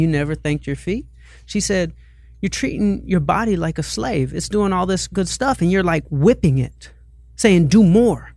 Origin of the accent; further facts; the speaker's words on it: Atlanta, Georgia, United States; moved away as an adult; now in Santa Monica, United States; I'm like from Atlanta